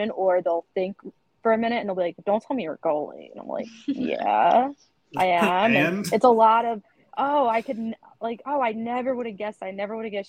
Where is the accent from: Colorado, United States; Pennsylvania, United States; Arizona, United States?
Pennsylvania, United States; West Chester; I'm from one of the suburbs outside of Philly called Westchester